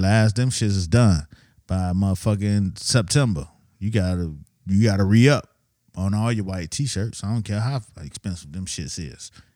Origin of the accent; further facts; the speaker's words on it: Miami, Florida, United States; moved away; I'm from Miami, so you know what I'm saying? You know, I didn't have fall and winter